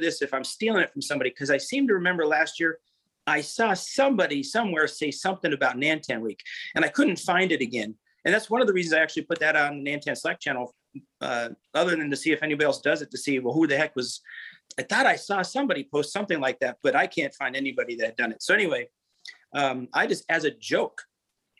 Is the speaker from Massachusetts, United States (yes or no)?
no; Pennsylvania, United States; moved away as an adult; now in Lakewood Ranch, United States; I'm from Pennsylvania. My wife and I moved to Florida a little over 5 years ago when I turned 50